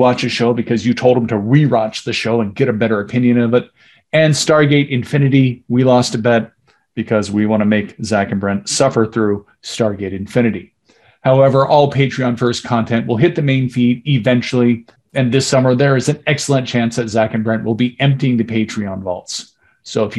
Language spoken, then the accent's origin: English; California, United States; I'm one of the few Californians